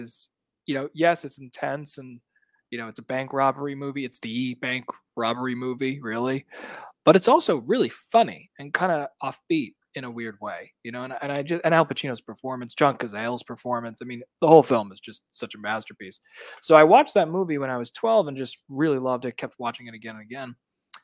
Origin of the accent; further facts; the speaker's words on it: New York City, New York, United States; moved away as an adult; now in Los Angeles, United States; I'm from Brooklyn, New York. Yeah, originally. Okay. I've been in Los Angeles now for 10 years, but I am always a New Yorker at heart. I grew up in the city.